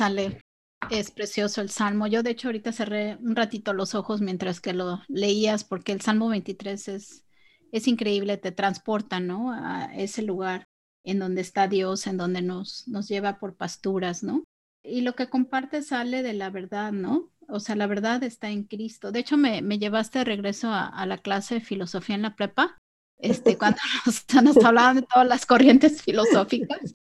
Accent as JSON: {"language": "Spanish", "country": "Mexico", "tie": "born or raised there", "said": "yo eh, crecí en México"}